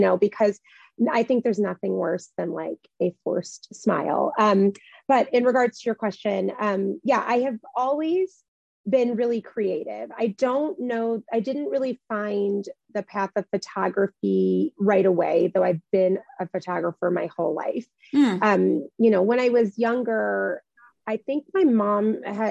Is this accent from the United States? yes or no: yes; Midwest, United States; moved away as an adult; I grew up in the Midwest